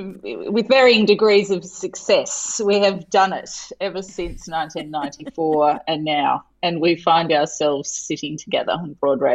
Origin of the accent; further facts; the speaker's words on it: Tasmania, Australia; moved away as an adult; also born or lived in Adelaide; I grew up in Tasmania, so I was kind of a curiosity according to the Adelaide students when I arrived.